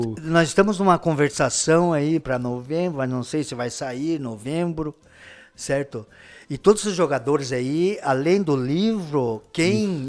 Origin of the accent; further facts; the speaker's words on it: Paraná, Brazil; eu sou muito bairrista da minha terra, lá onde eu nasci, daqui